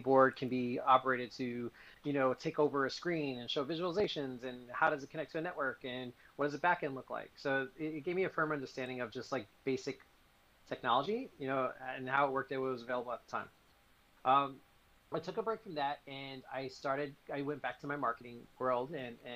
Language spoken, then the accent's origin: English; New York, United States; I was in New York. I'm originally from New York